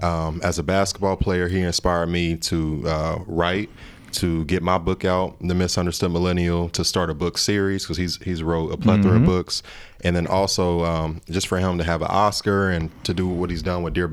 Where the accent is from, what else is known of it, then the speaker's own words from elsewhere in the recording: Ohio, United States; also born or lived in Cincinnati; I'm from Ohio, so I love LeBron